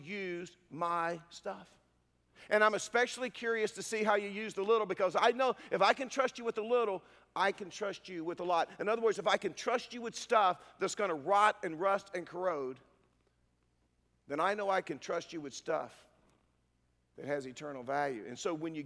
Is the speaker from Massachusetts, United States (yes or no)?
no; Durham, North Carolina, United States; I'm a redneck from Durham